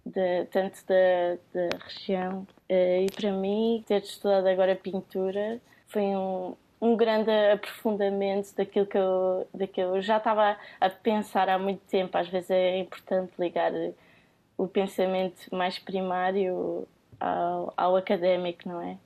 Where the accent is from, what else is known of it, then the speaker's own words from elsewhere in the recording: Cascais, Lisbon, Portugal; eu venho do Conselho de Cascais